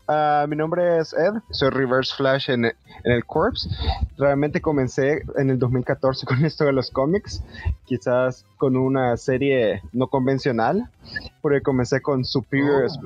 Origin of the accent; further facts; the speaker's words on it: El Salvador; Ah, y soy del Salvador, eh, El Salvador, Centroamérica.